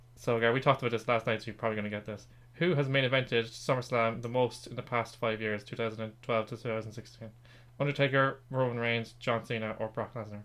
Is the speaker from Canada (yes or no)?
no; Ireland; we are both Irish